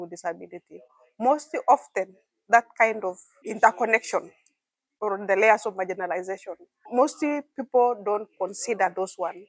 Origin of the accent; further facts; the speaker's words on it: Kenya; I'm from Androids Indigenous Community